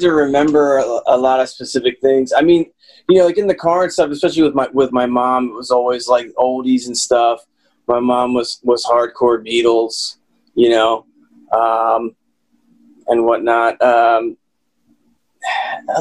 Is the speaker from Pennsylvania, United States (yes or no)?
yes; Lansdale, Pennsylvania, United States; also born or lived in Hatfield, Pennsylvania / Quakertown, Pennsylvania; I grew up, you know, in the North Penn area. Childhood was Hatfield, and then, you know, eventually in Lansdale when we were in high school